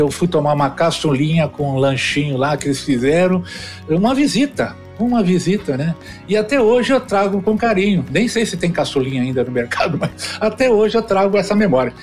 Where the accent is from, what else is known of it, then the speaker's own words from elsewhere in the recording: São Paulo, Brazil; now in Goiânia, Brazil; eu sou paulistano, né? Só para você ter uma ideia de nascer. Estou em Goiás, Goiânia, mas eu nasci em São Paulo, lá na Moca